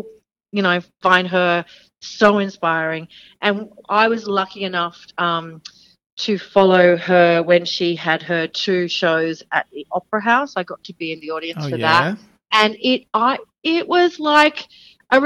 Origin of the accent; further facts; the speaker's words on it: Australia; accent: Aussie; they saw me with my Aussie accent